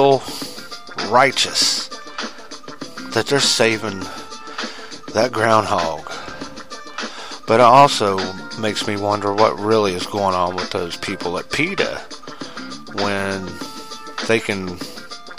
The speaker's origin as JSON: {"language": "English", "region": "West Virginia", "country": "United States", "said": "me as an American, me as a true red-blooded, a green-loving West Virginia Guyandotte"}